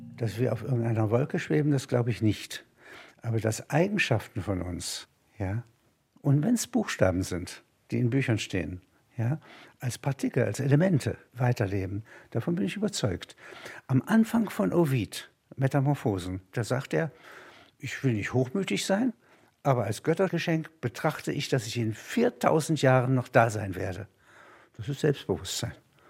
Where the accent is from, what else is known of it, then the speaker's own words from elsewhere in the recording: Halberstadt, Saxony-Anhalt, Germany; now in Munich, Germany; In Halberstadt, meiner Heimatstadt